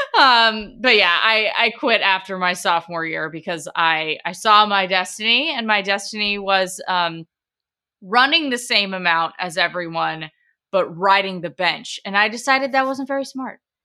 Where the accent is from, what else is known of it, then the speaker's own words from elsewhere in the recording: Portland, Oregon, United States; born and raised in Portland, Oregon for all eighteen years of my life